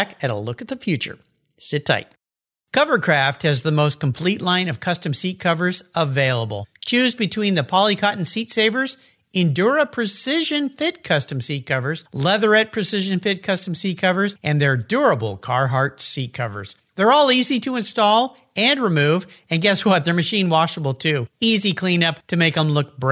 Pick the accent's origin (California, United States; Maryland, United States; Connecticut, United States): California, United States; La Jolla; I was growing up in La Jolla, California, on the ocean